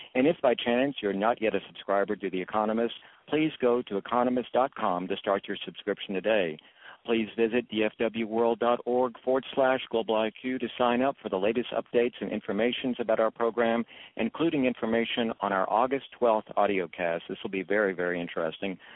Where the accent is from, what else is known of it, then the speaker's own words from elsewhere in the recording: Dallas, Texas, United States; The Dallas Morning News in my hometown